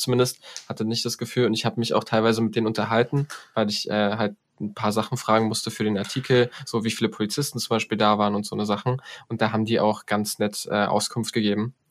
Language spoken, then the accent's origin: German; Poland; Also ich als Pole